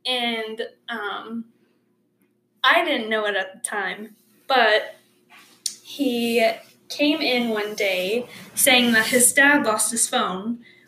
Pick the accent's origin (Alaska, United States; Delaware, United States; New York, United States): Alaska, United States; Kodiak; moved away as an adult; now in Idaho, United States; I grew up on Kodiak, Alaska, which is a small island with about between 6,000 to 9,000 people on it. And I moved here to Idaho about a little less than 2 years ago